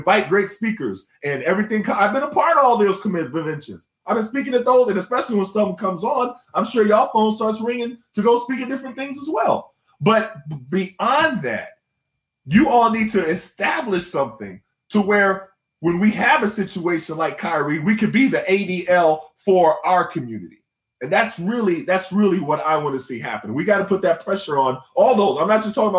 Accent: Tulsa, Oklahoma, United States; I grew up in Tulsa, Oklahoma

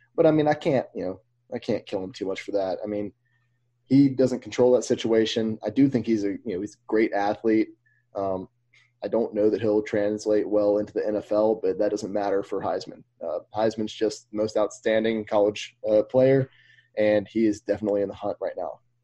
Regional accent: Mobile, Alabama, United States; we grew up in Mobile, so we know about the Mobile leprechaun

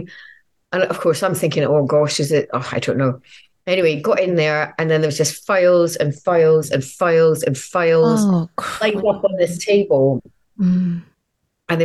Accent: Edinburgh, Scotland, United Kingdom; now in London, United Kingdom; Edinburgh was amazing because it's my hometown.

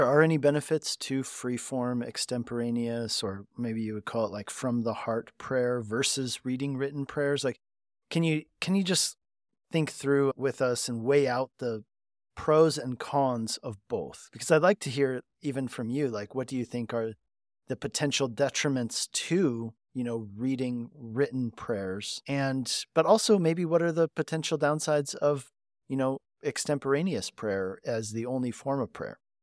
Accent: Colorado, United States; moved away as an adult; also born or lived in Hungary; I grew up in Colorado

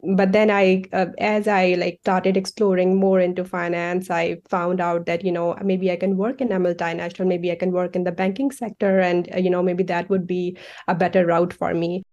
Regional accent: Faisalabad, Punjab, Pakistan; moved away as an adult; now in United States; I grew up, uh, in an industrial city of Pakistan. It's called Faisalabad.

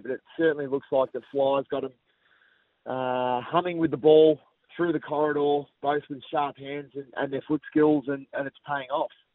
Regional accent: Melbourne, Victoria, Australia; growing up in Essendon, a Hawthorn supporter

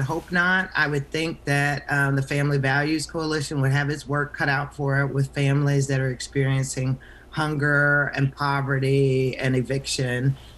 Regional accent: Arkansas, United States; now in North Carolina, United States; I'm from Arkansas originally

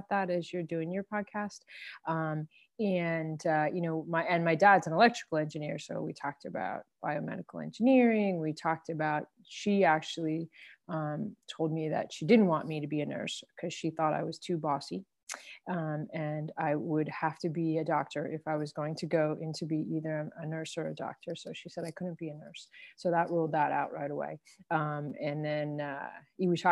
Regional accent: Freehold, New Jersey, United States; I grew up in Freehold, New Jersey, Central Jersey.

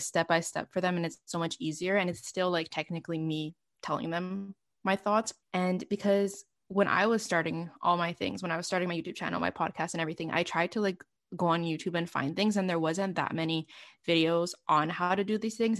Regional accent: Montreal, Quebec, Canada; born or raised there

